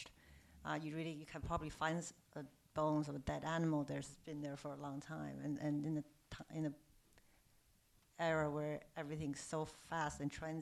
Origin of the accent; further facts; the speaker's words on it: Beijing, China; moved away; also born or lived in New York; I'm from Beijing. I'm Chinese.